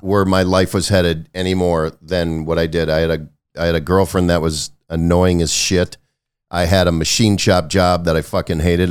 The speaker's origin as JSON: {"language": "English", "region": "Wisconsin", "country": "United States", "tie": "born or raised there", "also_born_or_lived": "Los Angeles", "moved": "yes", "lives_now": "Kentucky, United States", "said": "I grew up in Wisconsin"}